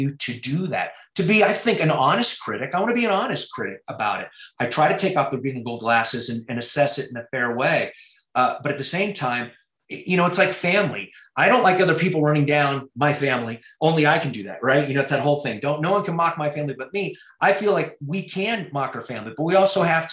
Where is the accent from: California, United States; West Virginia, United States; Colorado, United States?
Colorado, United States; as a kid growing up in Colorado